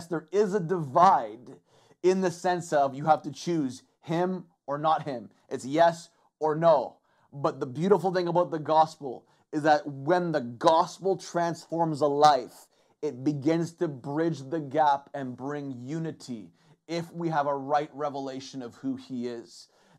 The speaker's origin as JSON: {"language": "English", "region": "England", "country": "United Kingdom", "said": "they know I'm English, that I don't speak Mandarin"}